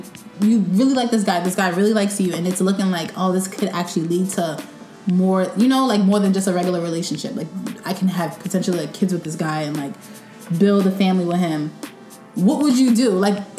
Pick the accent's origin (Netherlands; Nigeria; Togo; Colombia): Nigeria; since we're all Nigerian